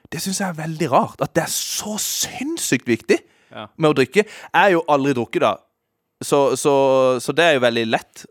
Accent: Kristiansand, Agder, Norway; now in Oslo, Norway; jeg kommer fra Kristiansand

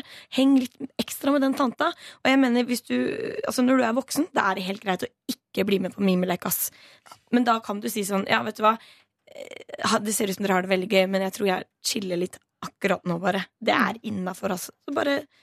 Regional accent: Stavern, Vestfold, Norway; moved away; min lokale festival der jeg kommer fra. Stavernfestivalen

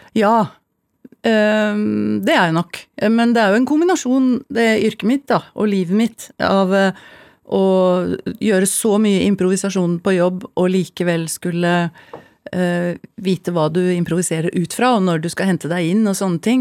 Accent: Oslo, Norway; vi vokste opp på Abelsø

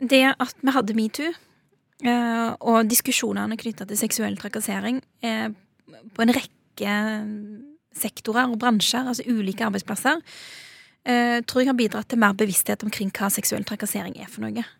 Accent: Norway; Så den jorda jeg står på i dag, det er jo, det er jo fedrelandet mitt, det er jo hjemlandet mitt. Og det er jeg stolt av.

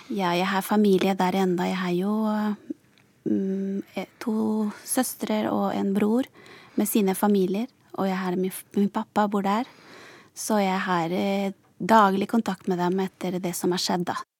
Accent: Santa Cruz de la Sierra, Santa Cruz, Bolivia; moved away as an adult; also born or lived in Sarpsborg, Norway; now in Norway; jeg kommer fra Santa Cruz, og da er det lavlandet

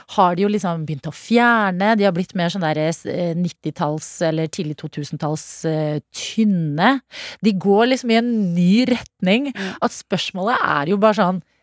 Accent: Sarpsborg, Østfold, Norway; jeg er fra Sarpsborg

